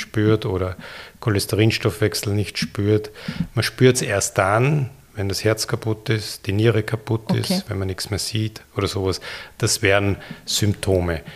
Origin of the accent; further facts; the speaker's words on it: Linz, Upper Austria, Austria; moved away as an adult; also born or lived in Vienna, Austria / Ulm, Germany; Ich war der, im Gymnasium in Linz in der Fadingerstraße und ging danach in Wien an die Universität